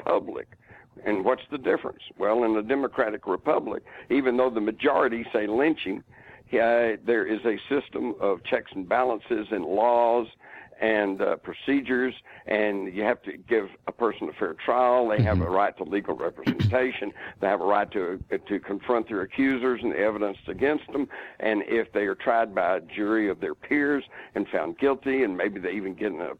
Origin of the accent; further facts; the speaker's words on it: Texas, United States; as a Texan at the time